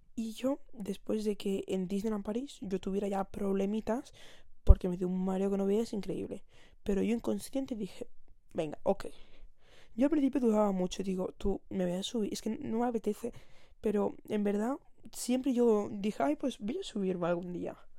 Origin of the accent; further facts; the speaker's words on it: Barcelona, Catalonia, Spain; yo vivo, bueno, vivo, soy y, de momento no me voy a ir. Soy de Barcelona